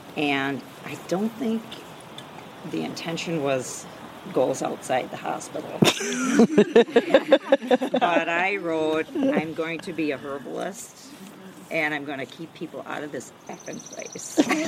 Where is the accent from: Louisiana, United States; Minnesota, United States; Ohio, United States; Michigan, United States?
Minnesota, United States; I'm from Western Minnesota.